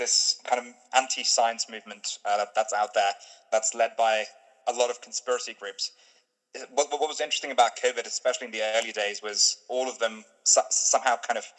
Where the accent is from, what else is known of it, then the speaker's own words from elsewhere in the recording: Stone, West Midlands, United Kingdom; also born or lived in Cambridge; My hometown in the UK is Stone, the highest Brexit voting town in the UK, and where I was at the time was Cambridge, was the highest Remain voting town in the UK.